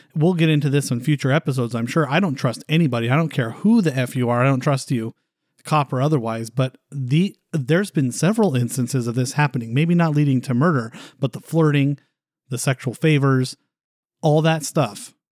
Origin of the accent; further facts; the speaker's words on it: California, United States; We're from California